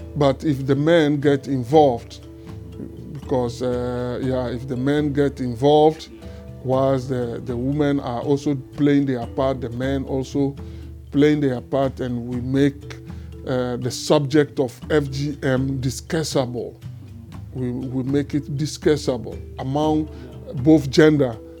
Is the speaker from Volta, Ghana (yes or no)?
yes; Volta, Ghana; moved away as an adult; also born or lived in Togo; now in Netherlands; I was born in Togo and then uh, grew up in Ghana, uh, the, the, the, part of Ghana known as the Volta region. That is where I grew up.